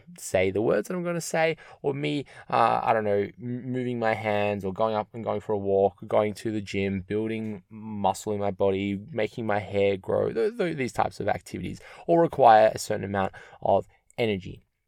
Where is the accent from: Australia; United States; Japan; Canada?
Australia; Melbourne, Victoria; I'm from Melbourne